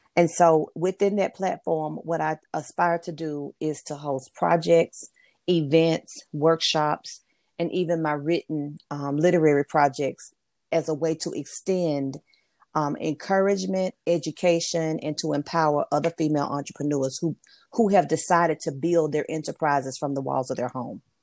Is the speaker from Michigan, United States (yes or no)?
no; Memphis, Tennessee, United States; moved away as an adult; also born or lived in Mississippi; now in North Carolina, United States; I'm originally originally from Memphis, Tennessee, I'm currently now living in the state of North Carolina